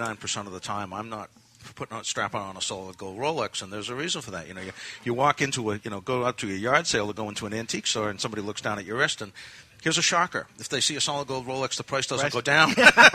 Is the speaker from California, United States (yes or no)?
no; Milton, New Hampshire, United States; moved away as an adult; also born or lived in Boston; I grew up in Milton, half an hour north of here. And I moved to Boston when I was like 20 years old.